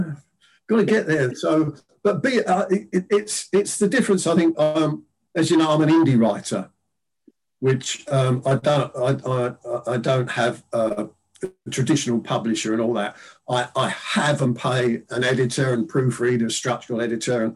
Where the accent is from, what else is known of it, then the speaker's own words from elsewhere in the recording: London, United Kingdom; at my school, which was the first comprehensive school in London, William Penn Comprehensive in East Dulwich in London